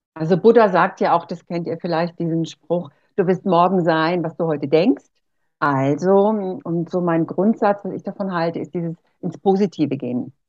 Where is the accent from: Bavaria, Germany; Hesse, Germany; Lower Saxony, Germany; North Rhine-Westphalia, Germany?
Bavaria, Germany; Erlangen; accent: Franconian; also born or lived in Costa Rica / Mexico; ich komme hier aus dem Frankenland, aus Erlangen und äh, wir haben so einen Dialekt hier